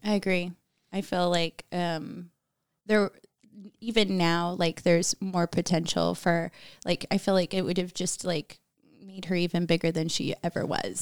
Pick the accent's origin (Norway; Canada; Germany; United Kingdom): Germany; moved away; growing up in Germany